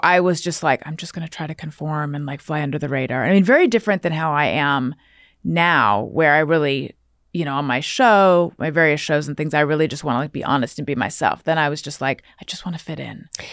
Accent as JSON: {"language": "English", "town": "Corona del Mar", "region": "California", "country": "United States", "tie": "born or raised there", "also_born_or_lived": "New York", "moved": "yes", "said": "I grew up specifically in Corona Del Mar"}